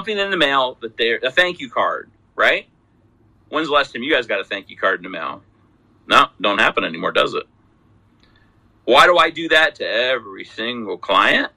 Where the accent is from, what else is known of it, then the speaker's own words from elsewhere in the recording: Salt Lake City, Utah, United States; I come from Salt Lake City